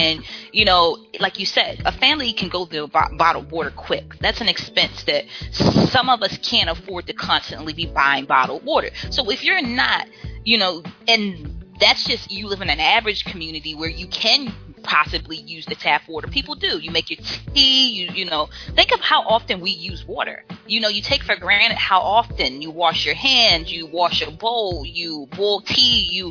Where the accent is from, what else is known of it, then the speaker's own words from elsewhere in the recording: Baltimore, Maryland, United States; we were growing up in Baltimore. We lived in an apartment complex in the city